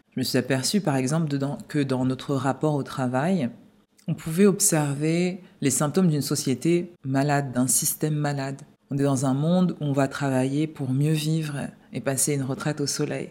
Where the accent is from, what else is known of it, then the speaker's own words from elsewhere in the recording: Paris, Île-de-France, France; moved away as an adult; also born or lived in London; je suis né à Paris et puis euh, pour le travail et aussi pour explorer le monde, je suis parti vivre à Londres et dans différentes villes du sud de la France.